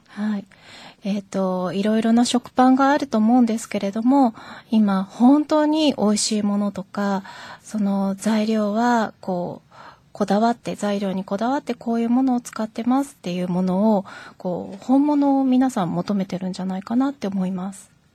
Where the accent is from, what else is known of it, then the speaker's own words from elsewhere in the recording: Yokohama, Kanagawa, Japan; moved away as an adult; also born or lived in Nishitokyo, Tokyo; 結婚するまで横浜で育ちました。